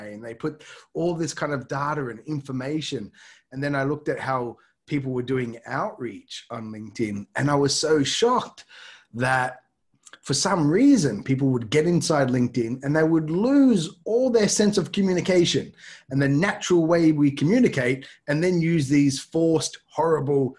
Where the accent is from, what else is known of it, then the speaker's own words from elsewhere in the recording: Australia; moved away as an adult; now in Tokyo, Japan; I'm obviously an Australian, but I'm based here in Tokyo, Japan. So I moved here in 1998.